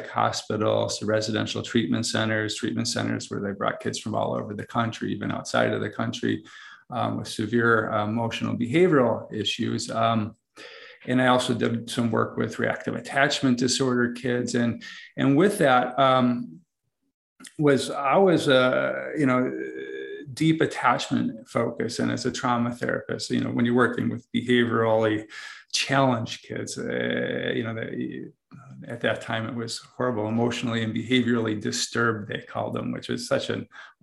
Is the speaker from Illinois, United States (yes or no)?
yes; outside of Chicago, Illinois, United States; moved away as an adult; also born or lived in Hawaii; now in Austin, United States; I'm originally from outside of Chicago